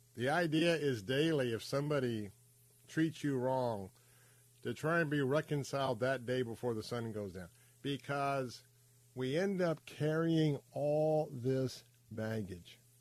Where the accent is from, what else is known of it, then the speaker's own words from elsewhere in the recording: Tampa, Florida, United States; I'm a cracker that grew up right here in Tampa Bay, but I grew up in West Tampa